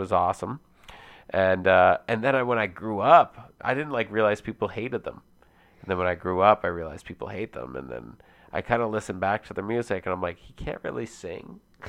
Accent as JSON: {"language": "English", "region": "Alberta", "country": "Canada", "said": "Oh, I'm from Alberta, baby."}